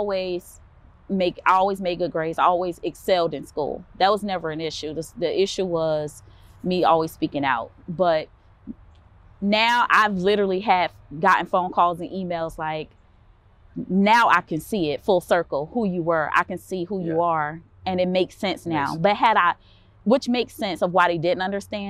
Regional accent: Columbia, South Carolina, United States; born and raised here in Columbia, South Carolina.

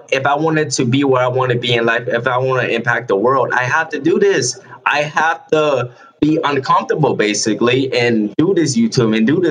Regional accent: North Charleston, South Carolina, United States; moved away as an adult; also born or lived in California / Georgia; I'm from North Charleston, South Carolina. I grew up down the street from the county jail I was in that night

